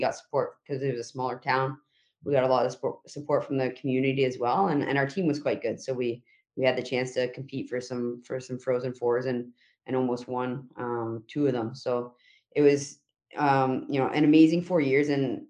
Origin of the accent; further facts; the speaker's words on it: Wasaga Beach, Ontario, Canada; moved away as an adult; also born or lived in Erie, Pennsylvania; I'm from Mississauga Beach, Ontario, so a smaller town up north.